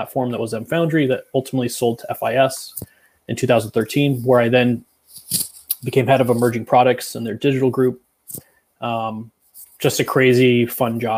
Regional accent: Northern California, United States; I was born and raised in Northern California, so heart of wine country

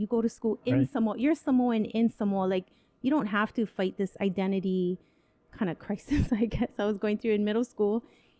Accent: Hawaii, United States; growing up in Hawaii

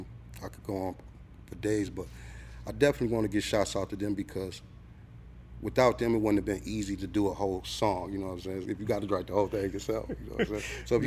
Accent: Midwest, United States; But I'm Midwest, but a lot of people say I sound like I'm from New York.

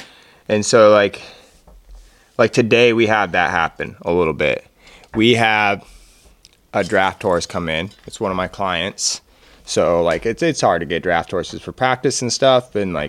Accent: Oregon, United States; And we are all from the Pacific Northwest. I'm pretty happy

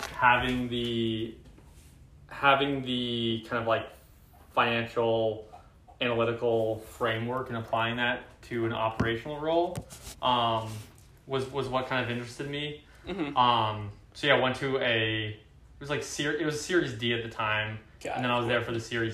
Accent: Oakland, California, United States; also born or lived in Champaign, Illinois; I grew up in the Bay Area. I grew up in Oakland. Um, born and raised there

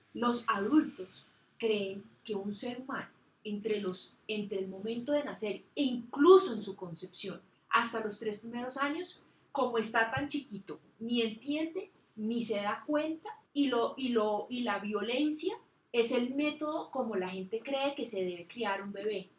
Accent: Bogotá, Colombia; yo soy una bogotana de 43 años

